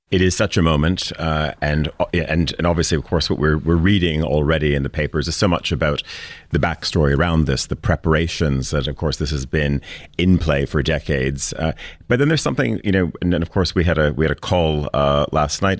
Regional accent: Canada; growing up in Canada in school

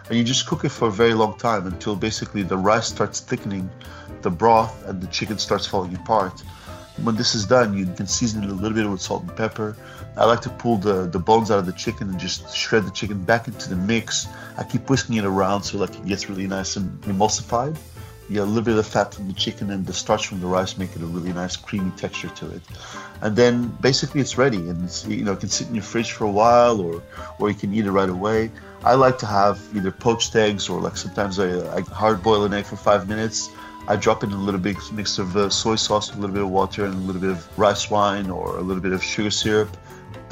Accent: Portugal; I grew up in Portugal

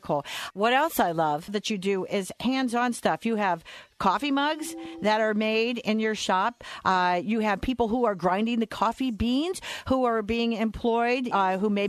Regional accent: Media, Pennsylvania, United States; my hometown of media

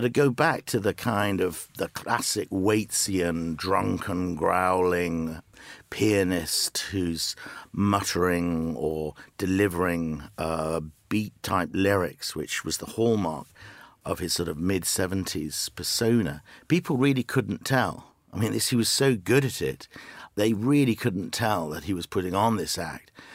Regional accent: the Northeast, North East England, United Kingdom; moved away as an adult; now in Los Angeles, United States; I grew up in the Northeast

